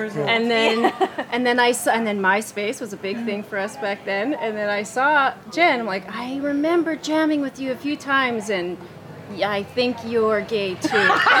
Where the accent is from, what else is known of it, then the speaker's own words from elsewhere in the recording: Vancouver, British Columbia, Canada; because we're just from Vancouver, so we've endured this wet spring, summer, January, July-uary